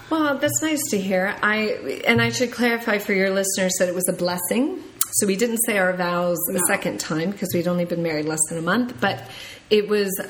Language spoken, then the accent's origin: English; United States; I can tell immediately when the airplane lands and I'm in an American airport by the waistline of everyone I see. I'm like, my God, we are fat.